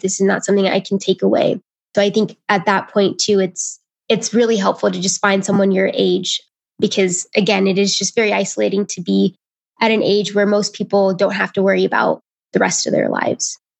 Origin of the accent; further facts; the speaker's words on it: Indiana, United States; I'm from Indiana